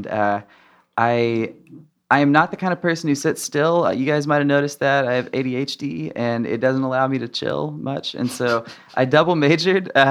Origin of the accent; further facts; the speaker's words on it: Arkansas, United States; moved away; I was from Arkansas.